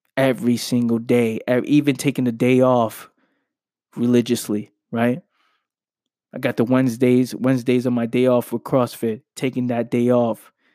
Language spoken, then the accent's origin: English; New York City, New York, United States; I'm from the Bronx. I grew up in the Bronx.